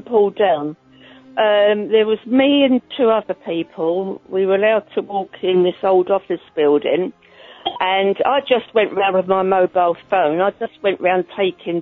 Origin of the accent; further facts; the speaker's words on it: Holland-on-Sea, East of England, United Kingdom; I'm from Holland-on-Sea in Essex